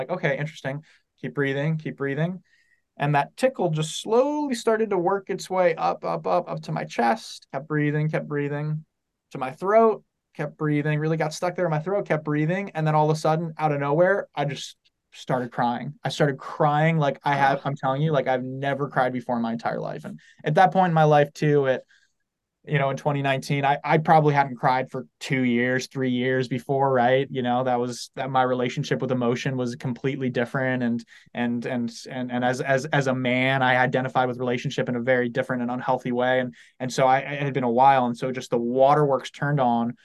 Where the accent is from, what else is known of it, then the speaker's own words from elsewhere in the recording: San Diego, California, United States; I'm from San Diego